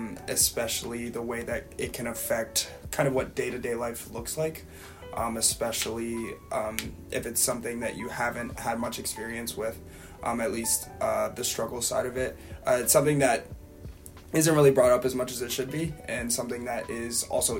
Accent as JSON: {"language": "English", "town": "Cleveland", "region": "Ohio", "country": "United States", "moved": "yes", "lives_now": "Columbus, United States", "said": "I'm a third year econ major with a minor in political decision making, originally from Cleveland, Ohio."}